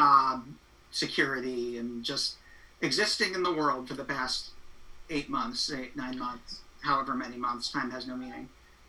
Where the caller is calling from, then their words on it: Astoria, New York, United States; I'm zooming in from Astoria, New York.